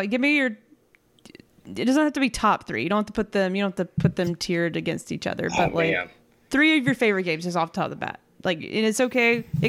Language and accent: English; Oxford, Alabama, United States; I'm from Oxford, Alabama, and that's where I grew up. That's where I went to high school.